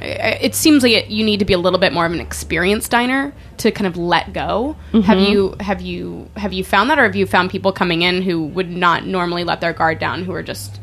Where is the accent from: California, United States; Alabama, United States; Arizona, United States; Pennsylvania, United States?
Arizona, United States; now in New York, United States; I grew up in Arizona